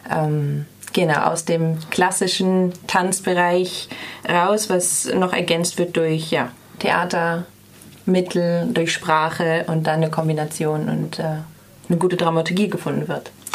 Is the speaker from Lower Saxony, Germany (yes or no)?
no; Bremen, Germany; moved away as an adult; now in Freiburg, Germany; Ich komme ursprünglich aus, ein, aus Bremen, quasi ganz Norddeutschland